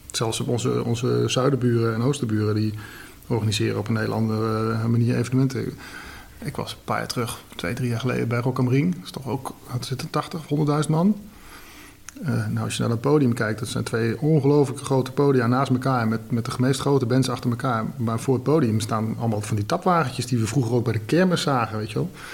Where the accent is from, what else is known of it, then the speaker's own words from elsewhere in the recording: Nijmegen, Gelderland, Netherlands; Ik kom uit Nijmegen